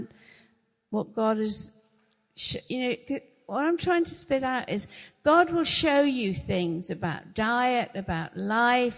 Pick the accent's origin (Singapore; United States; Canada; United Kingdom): United Kingdom; England; We don't always, as English people, understand covenant. We don't. We don't really grow up with that.